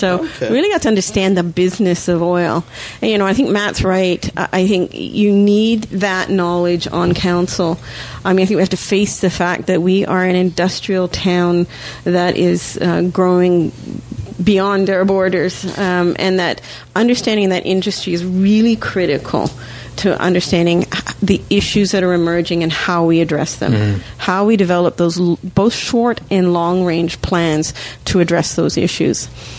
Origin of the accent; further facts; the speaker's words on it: Australia; now in Canada; I actually was born and raised in Australia. Don't have a funny accent anymore. My mother was Canadian.